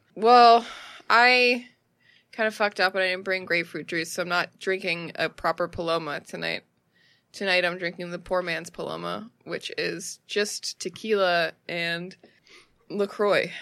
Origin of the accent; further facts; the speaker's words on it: United States; I'm an American.